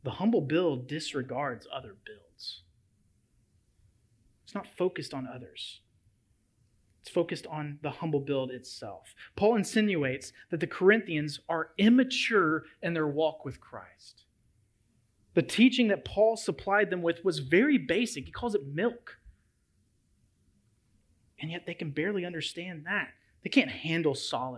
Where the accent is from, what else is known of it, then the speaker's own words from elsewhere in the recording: Memphis, Tennessee, United States; moved away as an adult; my hometown of Memphis, Tennessee